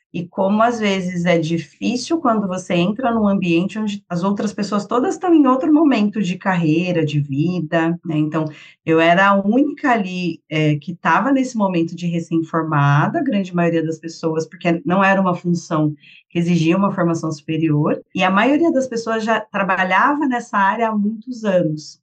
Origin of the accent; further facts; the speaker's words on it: Sorocaba, São Paulo, Brazil; also born or lived in Paraná / Rio de Janeiro; now in Santos, Brazil; sou paulista, nascida em São Paulo. Fui bem pequena para o interior com a minha família, então morei a maior parte do tempo em Sorocaba, interior de São Paulo